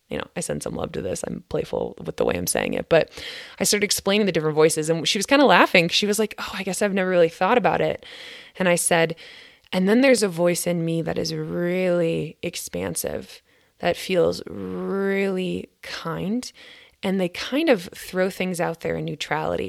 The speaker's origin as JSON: {"language": "English", "region": "Minnesota", "country": "United States", "said": "I'm from Grit, Minnesota"}